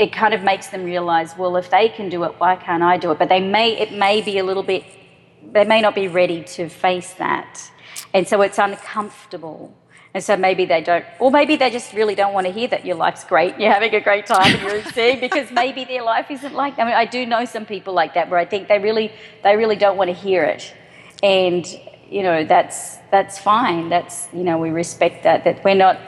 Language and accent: English; Australia; moved away as an adult; also born or lived in Sydney, Australia / Boulder, United States; now in United States; Australia, where I'm from.